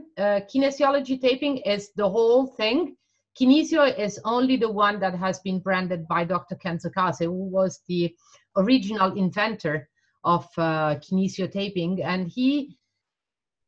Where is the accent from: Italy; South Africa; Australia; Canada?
Italy; I grew up and worked in Italy.